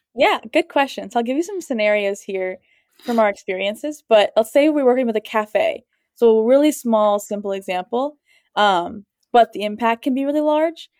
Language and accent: English; Columbus, Ohio, United States; I grew up in Columbus